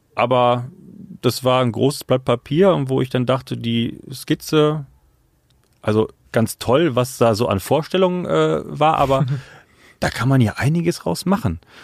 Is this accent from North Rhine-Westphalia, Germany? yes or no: yes; Oberbergisches Land, North Rhine-Westphalia, Germany; ich komm vor, ähm, aus dem oberbergischen Land. Ähm, genau, aus einer kleinen Gemeinde. Ich komme vom Dorf